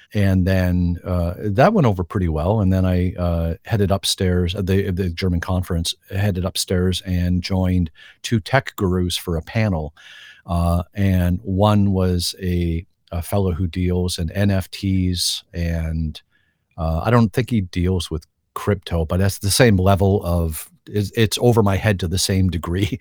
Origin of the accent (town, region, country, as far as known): Canada